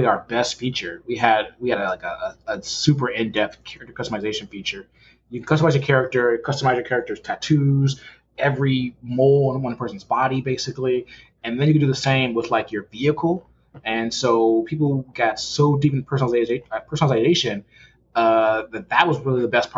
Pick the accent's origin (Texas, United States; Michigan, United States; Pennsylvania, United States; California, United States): Michigan, United States; Detroit; From Detroit originally, grew up there